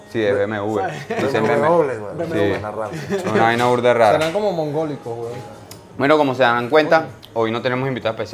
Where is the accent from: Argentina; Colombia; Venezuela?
Venezuela; moved away as an adult; now in Madrid, Spain; No, yo soy venezolano